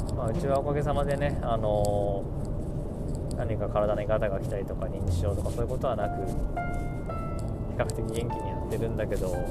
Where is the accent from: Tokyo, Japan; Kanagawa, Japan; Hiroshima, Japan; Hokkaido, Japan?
Kanagawa, Japan; Yokohama; moved away; 横浜の実家は自分が生まれた時に建った家なんでもう44年5年経つっていう家でまあ、修繕とかしながらね暮らしてる